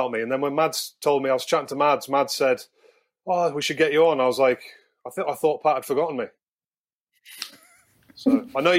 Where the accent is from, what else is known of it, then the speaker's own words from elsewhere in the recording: London, United Kingdom; accent: English; moved away as an adult; also born or lived in Galway / Newcastle; I was born in London. I qualify through my grandparents, who are from the bleakest part of Ireland in Mayo.